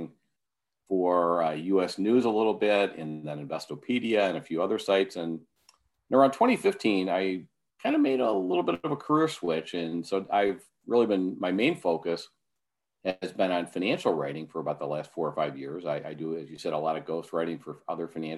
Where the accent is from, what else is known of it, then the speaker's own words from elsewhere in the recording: Milwaukee, Wisconsin, United States; Marquette University in my hometown of Milwaukee